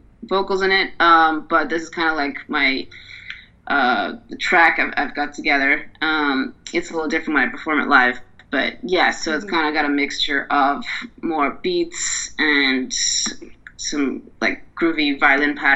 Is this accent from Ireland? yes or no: yes; Dublin, Leinster, Ireland; moved away; So I'm from Dublin, so I'm going to visit family in Dublin